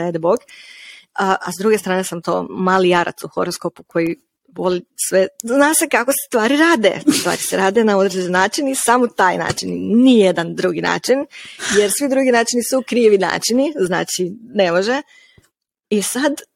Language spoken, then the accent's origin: Croatian; Slavonski Brod, Brod-Posavina County, Croatia; Ja sam iz Slavonskog broda